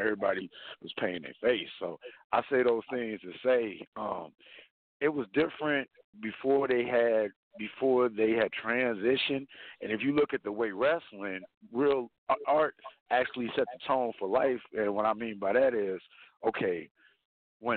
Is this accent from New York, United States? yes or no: no; Las Vegas, Nevada, United States; I'm from Las Vegas